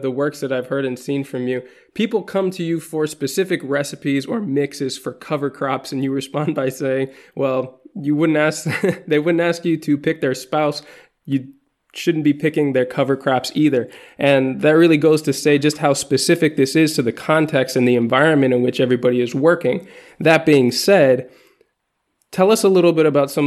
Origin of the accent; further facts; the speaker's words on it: Midwest, United States; now in Spain; I'm located now in Spain, even though I grew up in the Midwest mostly.